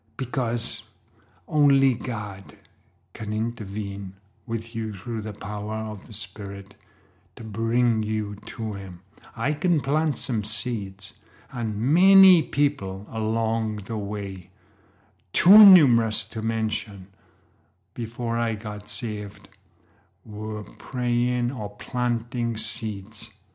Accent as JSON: {"language": "English", "region": "Wales", "country": "United Kingdom", "tie": "born or raised there", "said": "I grew up in Wales, in Great Britain"}